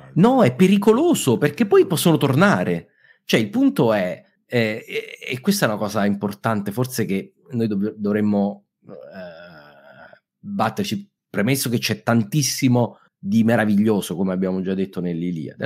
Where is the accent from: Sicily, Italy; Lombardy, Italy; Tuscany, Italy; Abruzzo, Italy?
Abruzzo, Italy; abruzzese come me